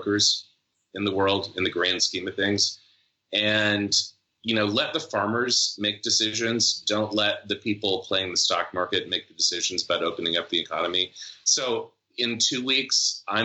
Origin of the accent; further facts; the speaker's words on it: Lubbock, Texas, United States; I grew up in Lubbock, Texas